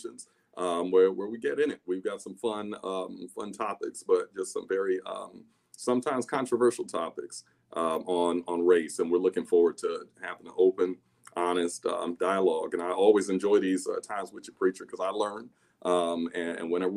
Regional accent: Los Angeles, California, United States; I was raised here in the United States, raised in Los Angeles, California

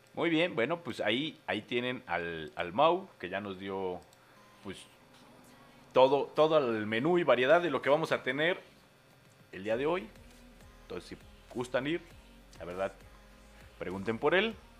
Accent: Mexico; en México sí aplicamos la de jacuna Matata

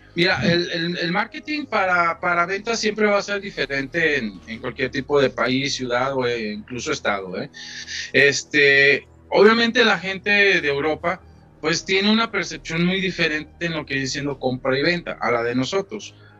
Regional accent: Mexico; soy mexicano

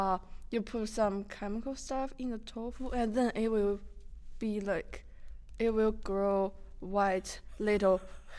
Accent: China; moved away

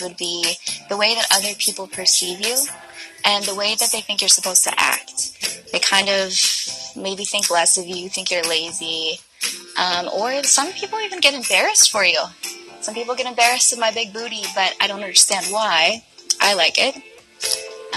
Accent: Cleveland, Ohio, United States; now in Los Angeles, United States; I'm from Cleveland, Ohio, and I recently moved to Los Angeles

